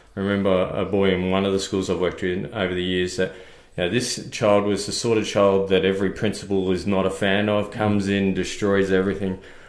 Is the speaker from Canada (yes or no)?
no; Victoria, Australia; now in Queensland, Australia; Originally from Victoria, so a bit like yourself, this isn't my natural home